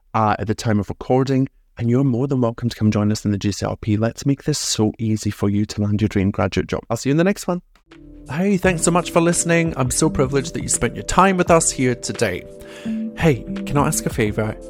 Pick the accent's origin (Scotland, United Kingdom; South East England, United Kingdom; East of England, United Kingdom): Scotland, United Kingdom; I'm from Scotland.